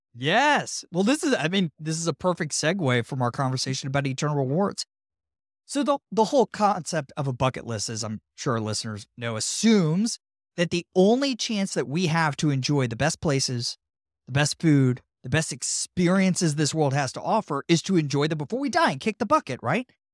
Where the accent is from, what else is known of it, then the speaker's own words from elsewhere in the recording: Tampa, Florida, United States; my hometown of Tampa